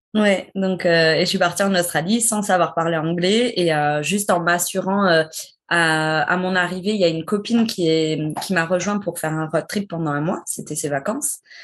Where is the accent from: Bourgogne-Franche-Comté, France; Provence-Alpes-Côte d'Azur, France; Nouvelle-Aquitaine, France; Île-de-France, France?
Nouvelle-Aquitaine, France; Bègles; moved away as an adult; also born or lived in Dijon / Bordeaux; J'ai grandi à Bègle, c'est à côté de Bordeaux